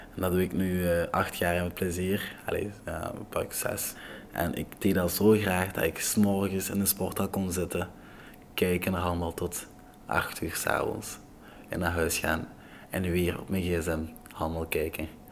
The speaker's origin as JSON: {"language": "Dutch", "country": "Togo", "tie": "born or raised there", "second_language": "Dutch", "moved": "yes", "lives_now": "Belgium", "said": "Ik ben geboren in Afrika, in Togo"}